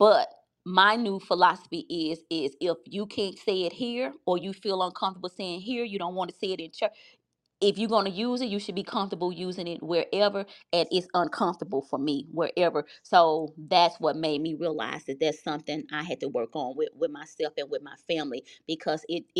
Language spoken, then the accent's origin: English; the South, United States; I grew up in the South